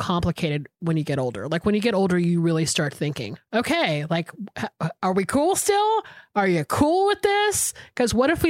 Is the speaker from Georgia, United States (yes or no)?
yes; Atlanta, Georgia, United States; we grew up in Atlanta together